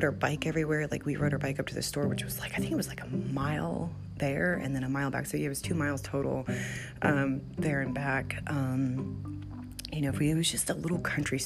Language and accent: English; Gloucester, Virginia, United States; also born or lived in New Mexico / Connecticut; I grew up in Gloucester